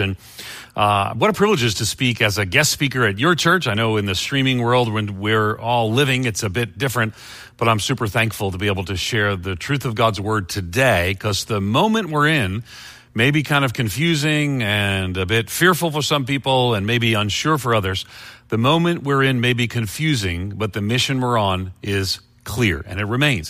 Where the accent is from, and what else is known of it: Long Island, New York, United States; born or raised there